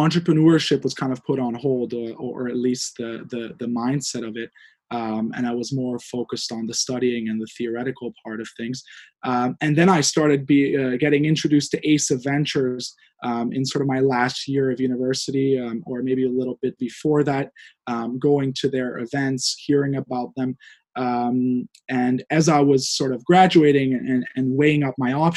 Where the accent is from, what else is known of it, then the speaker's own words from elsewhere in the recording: Hungary; moved away; I'm from Hungary originally. I grew up there and I graduated there